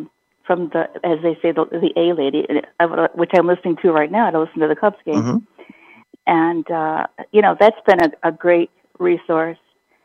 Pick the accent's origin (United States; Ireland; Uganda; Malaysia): United States; Chicago, Illinois; I'm originally from Chicago. I've been in Chicago all my life and recently moved to the suburbs, but I still say I'm from Chicago. And, I also, like a lot of us here, was born in 1950.